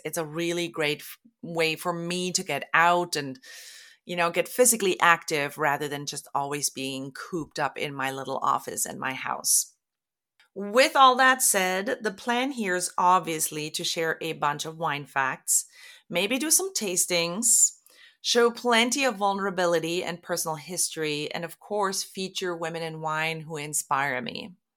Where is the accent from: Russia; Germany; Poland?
Germany; moved away as an adult; now in Oregon, United States; I was born and raised in Germany and moved to the U S in two thousand because my husband is American. We live in Oregon